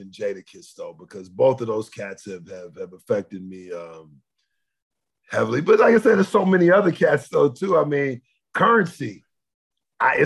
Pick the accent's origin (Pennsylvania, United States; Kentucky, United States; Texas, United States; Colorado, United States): Texas, United States; South; Originally from South Texas